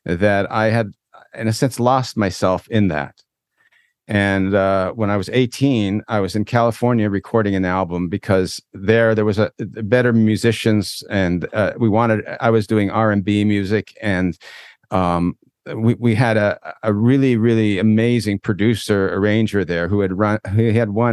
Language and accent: English; Toronto, Ontario, Canada; moved away as an adult; now in Israel; I grew up actually in Toronto originally.